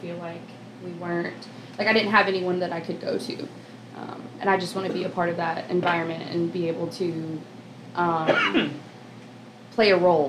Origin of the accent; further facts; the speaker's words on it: Clover, South Carolina, United States; I'm from Clover, South Carolina, born and raised.